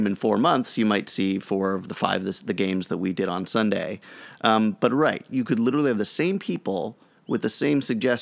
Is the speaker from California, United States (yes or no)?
yes; Los Angeles, California, United States; also born or lived in Virginia; I grew up in Los Angeles